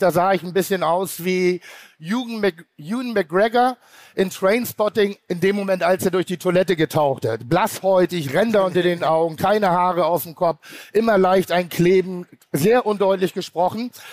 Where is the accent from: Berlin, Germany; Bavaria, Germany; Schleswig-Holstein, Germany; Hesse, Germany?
Schleswig-Holstein, Germany; Pinneberg; ich komme aus Pinneberg, das ist ein schöner Vorort von Hamburg